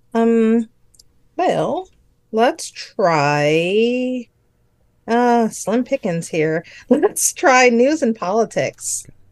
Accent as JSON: {"language": "English", "town": "New Orleans", "region": "Louisiana", "country": "United States", "moved": "yes", "lives_now": "Grand Forks, United States", "said": "I'm originally from New Orleans, Louisiana."}